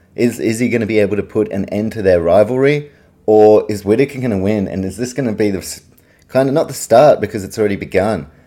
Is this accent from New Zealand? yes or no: yes; Auckland, New Zealand; moved away as an adult; now in Australia; I'm a Kiwi, I grew up in New Zealand, I've lived the second half of my life in Australia